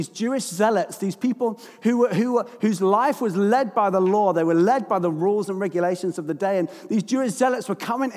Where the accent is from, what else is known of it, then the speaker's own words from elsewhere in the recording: London, United Kingdom; I'm from London.